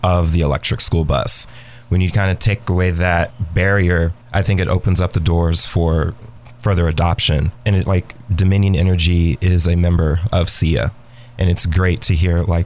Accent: Atlanta, Georgia, United States; I'm from Atlanta. I love Atlanta

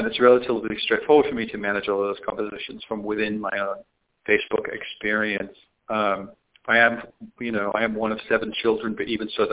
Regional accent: the north of England, United Kingdom; moved away as an adult; now in San Francisco, United States; I'm originally from Northern England, but I moved to like Silicon Valley, San Francisco in the mid-90s

